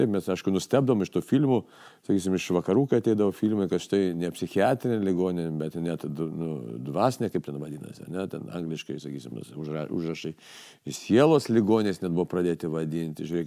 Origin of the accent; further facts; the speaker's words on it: Kaunas, Kaunas County, Lithuania; Kaune aš gyvenau, Kaune augau